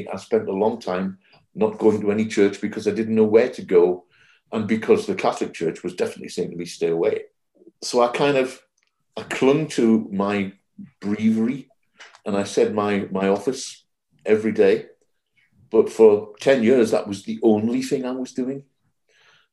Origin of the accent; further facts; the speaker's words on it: Jarrow, North East England, United Kingdom; accent: Geordie; I'm a Geordie. I live in the Northeast, which is, you know, the kind of cradle of Celtic Christianity, Jarrow, my hometown, Bede